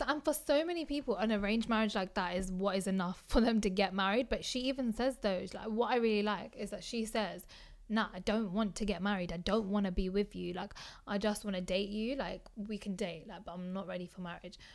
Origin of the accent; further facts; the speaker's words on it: United Kingdom; I see myself as British.